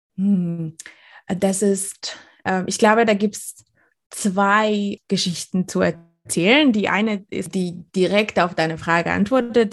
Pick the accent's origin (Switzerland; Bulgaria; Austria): Bulgaria; now in Germany; komme ich aus Bulgarien